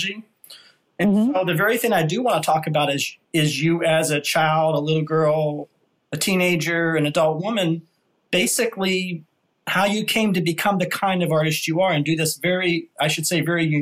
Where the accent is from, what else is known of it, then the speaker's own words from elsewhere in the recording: New York City, New York, United States; moved away; New York City, 1967 here. So we're both displaced, New Yorkers